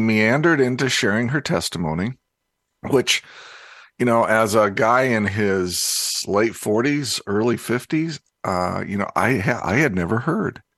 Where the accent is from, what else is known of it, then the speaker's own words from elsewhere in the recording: Indianapolis, Indiana, United States; moved away; I grew up in Indianapolis